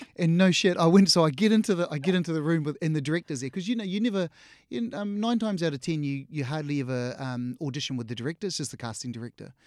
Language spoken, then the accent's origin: English; New Zealand; we grew up here in New Zealand